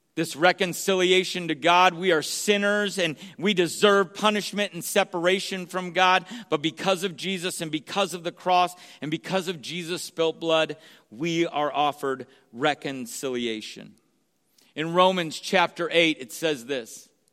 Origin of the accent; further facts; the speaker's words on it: San Jose, California, United States; also born or lived in Sacramento; where I grew up in San Jose